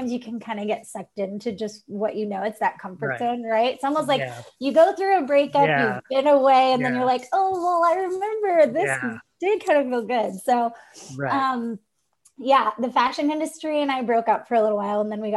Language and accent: English; Montana, United States; born or raised there; moved away as an adult